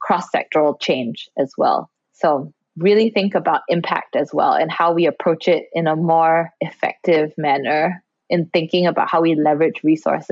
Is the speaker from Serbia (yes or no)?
no; Singapore; especially growing up in Singapore and Asia